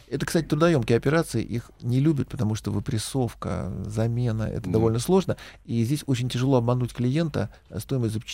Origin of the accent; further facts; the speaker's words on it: Moscow, Russia; Я москвич, да.